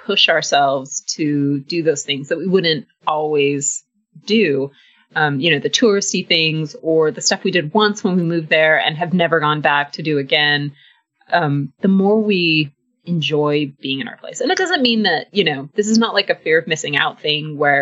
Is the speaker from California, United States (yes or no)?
yes; Southern California, United States; also born or lived in Austin, Texas; now in Blacksburg, United States; I'm from California, grew up in Southern California